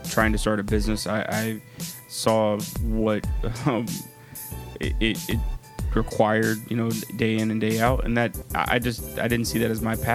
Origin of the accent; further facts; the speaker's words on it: Atlanta, Georgia, United States; also born or lived in Los Angeles; I am from Atlanta, and that's where I spent my formative years. But I was born in Los Angeles